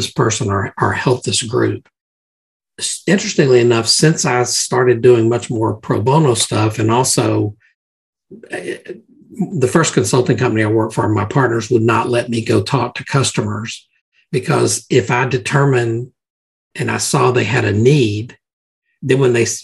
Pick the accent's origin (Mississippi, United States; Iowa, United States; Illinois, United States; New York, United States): Mississippi, United States; growing up in Mississippi